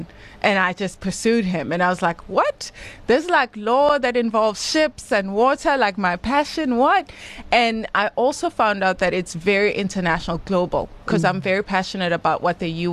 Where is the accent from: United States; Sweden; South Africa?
South Africa; Estcourt, KwaZulu-Natal; born or raised there; also born or lived in Durban